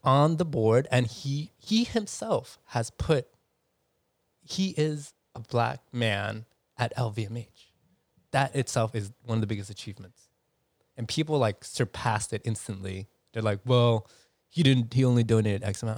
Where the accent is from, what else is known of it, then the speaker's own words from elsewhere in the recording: New York City, New York, United States; me growing up in New York City